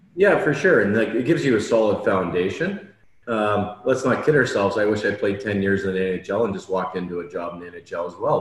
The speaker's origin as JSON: {"language": "English", "town": "North Bay", "region": "Ontario", "country": "Canada", "moved": "yes", "said": "we're both from North Bay originally"}